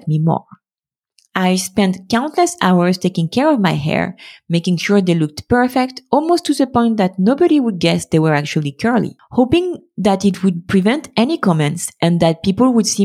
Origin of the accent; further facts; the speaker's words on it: France; being born and raised in France in the middle of the 90s and 2000s